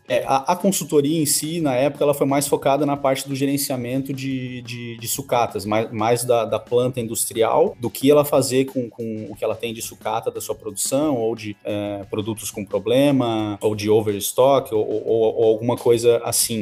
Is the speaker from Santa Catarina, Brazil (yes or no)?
yes; Lages, Santa Catarina, Brazil; eu sou de Lages, Santa Catarina, com bastante orgulho, brasileiro, com bastante orgulho. Tive uma infância feliz